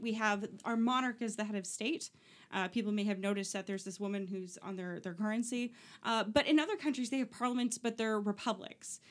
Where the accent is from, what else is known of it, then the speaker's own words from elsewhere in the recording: Oshawa, Ontario, Canada; I'm from Oshawa